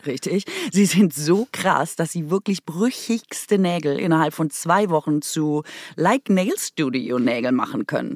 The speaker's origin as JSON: {"language": "German", "area": "Swabia", "region": "Baden-Württemberg", "country": "Germany", "accent": "Swabian", "first_language": "Swabian", "moved": "yes"}